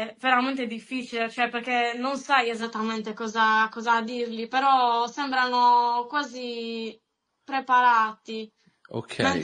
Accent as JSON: {"language": "Italian", "region": "Sardinia", "country": "Italy", "accent": "Sardinian", "lives_now": "northern Sardinia, Italy", "said": "sono sarda e vivo nel sud Sardegna, ma attualmente mi sono trasferita al nord per lavoro."}